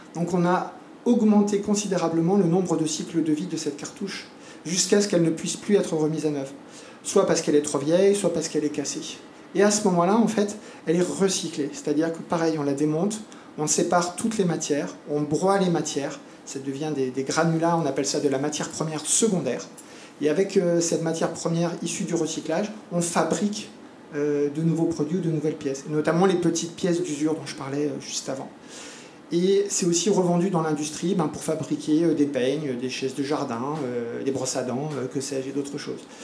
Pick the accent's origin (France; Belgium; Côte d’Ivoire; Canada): France; moved away as an adult; also born or lived in Montpellier, France / Argentina; now in French Polynesia; je suis né en France, hein, j'ai fait ma scolarité en France